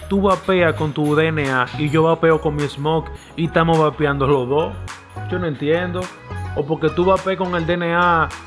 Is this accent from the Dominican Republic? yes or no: yes; Dominican Republic; yo estoy en mi país, en base a mi país, a lo que se habla en República Dominicana.